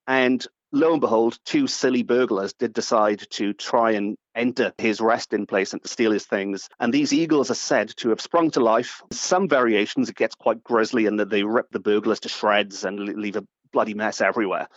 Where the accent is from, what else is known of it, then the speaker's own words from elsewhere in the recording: Port Talbot, Wales, United Kingdom; I grew up in Port